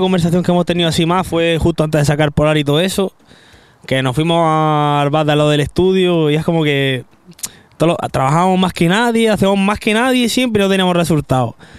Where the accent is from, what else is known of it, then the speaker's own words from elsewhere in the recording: Granada, Andalusia, Spain; Yo que soy de Granada